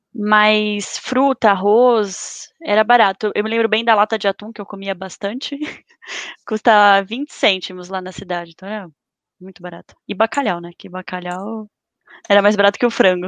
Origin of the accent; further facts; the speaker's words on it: São Paulo, Brazil; also born or lived in Guarda, Portugal; sou da cidade de São Paulo